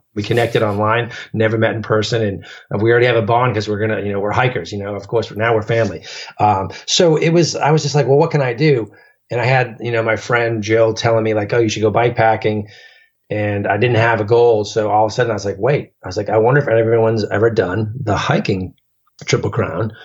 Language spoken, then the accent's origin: English; around Boston, Massachusetts, United States; a probably 45 minute commute on 128 Beltway around Boston uh, from my hometown to get to where I worked